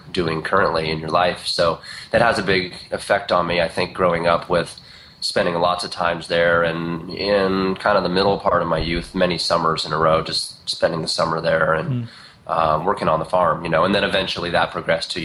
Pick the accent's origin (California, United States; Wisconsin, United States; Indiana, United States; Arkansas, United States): Indiana, United States; now in Eugene, United States; I was born back in Indiana. And around there's not much but just a lot of fields. And so, you know, I grew up kind of in the middle of just a bunch of cornfields